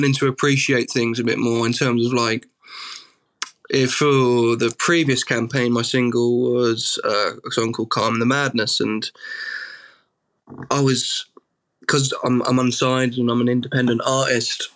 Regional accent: Suffolk, East of England, United Kingdom; I'm from Suffolk

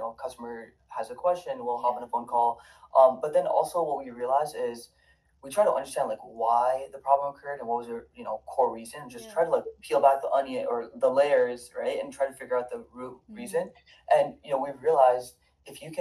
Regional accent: Toronto, Ontario, Canada; now in Michigan, United States; I grew up in Toronto

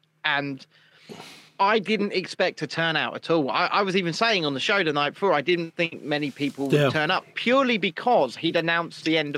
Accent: South Africa; now in United Kingdom; Where are you from? I'm from South Africa, of course.

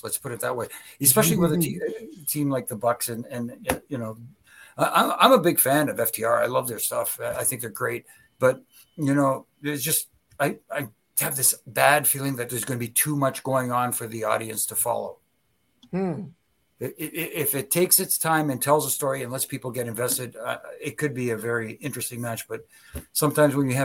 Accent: Toronto, Ontario, Canada; I'm from Toronto

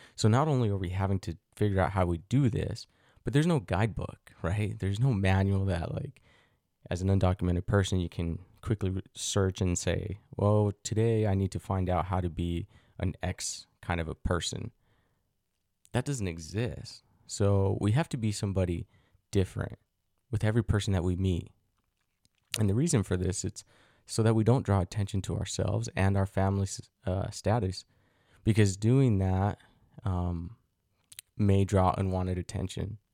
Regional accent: Utah, United States; also born or lived in Mexico; growing up in Utah

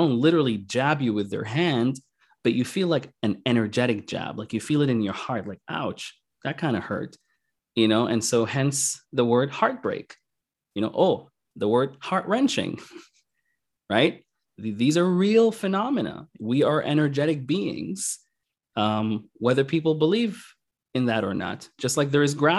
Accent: Sudan; also born or lived in Kuwait / Qatar; the civil war in Northern Sudan, South Sudan, you know, we're originally from Sudan.

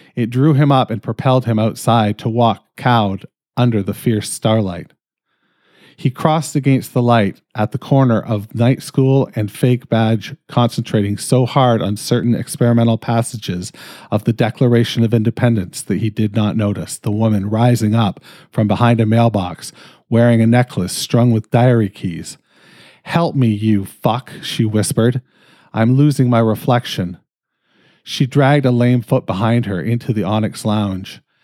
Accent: Canada; I'm fucking Canadian

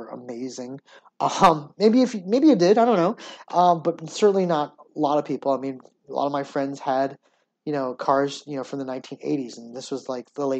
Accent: Hamden, Connecticut, United States; My hometown, Hamden, Connecticut, has one of those types of schools

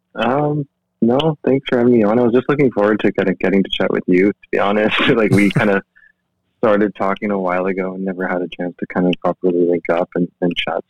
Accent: Langley, British Columbia, Canada; also born or lived in Seoul, South Korea / Vancouver, Canada; I grew up in Langley. I spent like eight or eight or the odd nine years, I think, in Van. Um, but my childhood was in Langley

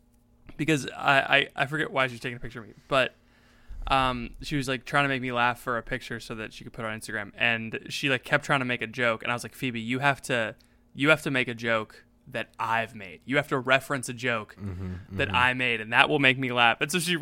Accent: the South, United States; We're both from the South.

